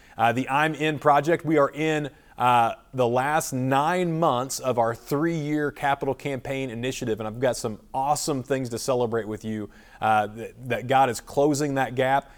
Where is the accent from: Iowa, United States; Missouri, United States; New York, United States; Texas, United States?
Missouri, United States; Springfield; Springfield, Missouri, my hometown